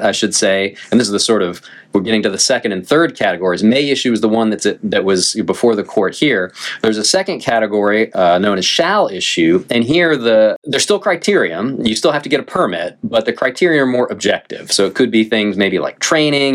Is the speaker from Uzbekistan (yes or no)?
no; North Carolina, United States; I grew up here in North Carolina